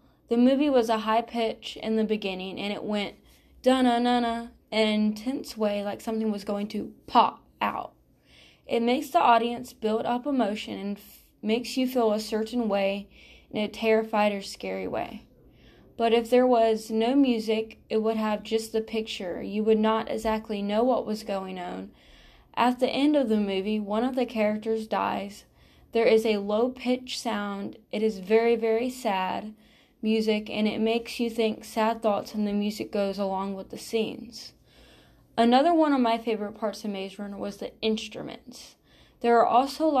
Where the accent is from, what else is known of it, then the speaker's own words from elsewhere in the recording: Georgia, United States; I am from Georgia